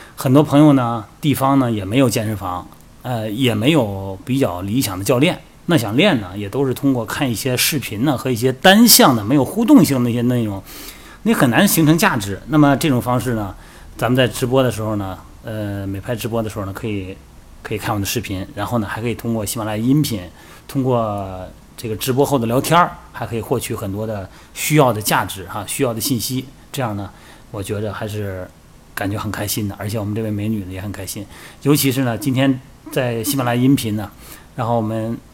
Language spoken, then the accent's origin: Chinese; China; 咱们生在中国